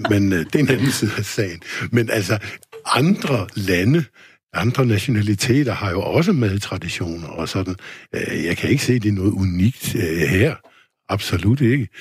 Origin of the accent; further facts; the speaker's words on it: Denmark; her i lille Danmark